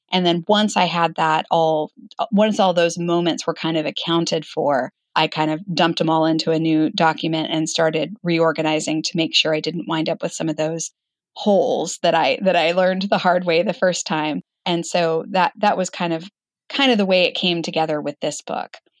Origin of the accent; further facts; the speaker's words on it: Arizona, United States; moved away as an adult; also born or lived in Page, Arizona / Flagstaff, Arizona; I grew up in Arizona